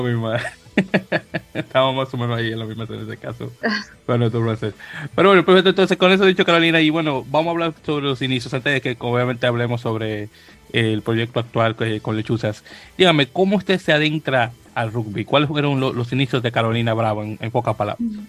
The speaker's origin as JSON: {"language": "Spanish", "country": "Dominican Republic", "said": "caribeño que soy de República Dominicana"}